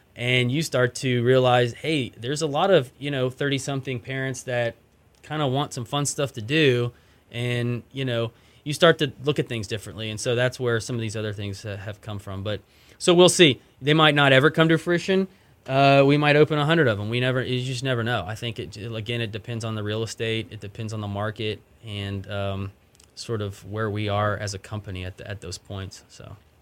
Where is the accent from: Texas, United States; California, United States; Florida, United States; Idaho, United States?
Texas, United States; Austin; moved away as an adult; also born or lived in Dallas; now in Houston, United States; I grew up in Austin